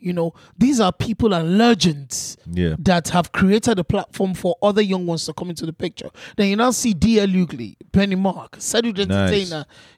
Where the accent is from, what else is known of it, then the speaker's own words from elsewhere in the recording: Nigeria; But these are the same materials that I've grown up with as an African, as a Nigerian.